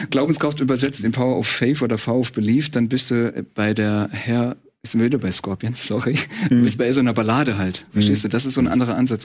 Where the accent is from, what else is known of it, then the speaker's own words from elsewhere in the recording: Saarland, Germany; ich komme, wir kommen ja aus dem Saarland